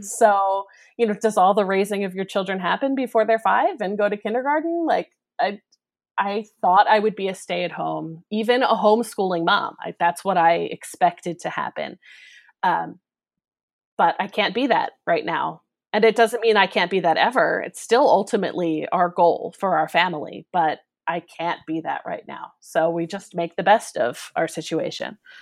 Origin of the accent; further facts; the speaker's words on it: Philadelphia, Pennsylvania, United States; accent: Philadelphia; now in Northern Virginia, United States; you can probably tell from my accent that I come from the Philadelphia area